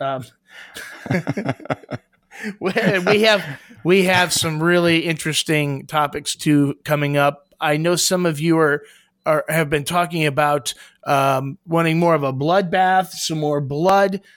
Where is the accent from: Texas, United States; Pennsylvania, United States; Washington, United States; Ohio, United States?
Ohio, United States; Columbus; I'm from Columbus, Ohio